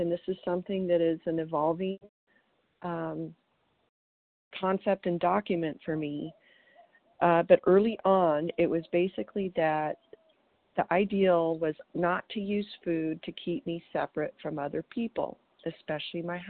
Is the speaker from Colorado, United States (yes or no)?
yes; Colorado, United States; now in Green Valley, United States; I'm from Colorado, and today I'm calling you from Green Valley, Arizona